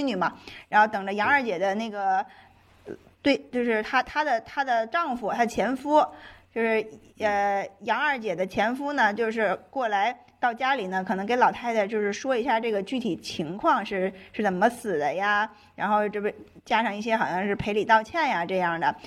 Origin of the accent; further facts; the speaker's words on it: Tangshan, Hebei, China; 我们唐山那边还有一个比较有名的剧种是皮影戏